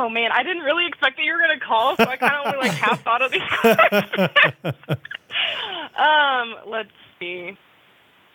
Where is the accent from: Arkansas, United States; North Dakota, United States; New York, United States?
Arkansas, United States; Little Rock; I'm from Little Rock, Arkansas